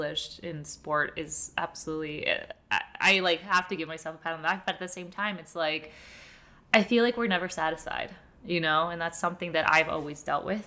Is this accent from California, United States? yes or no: no; Florida, United States; And they moved to Florida and I was born in Florida.